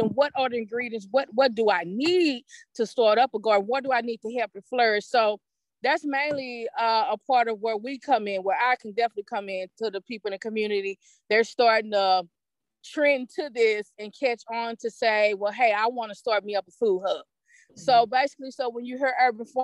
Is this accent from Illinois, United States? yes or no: yes; East St. Louis, Illinois, United States; I'm right here from East St. Louis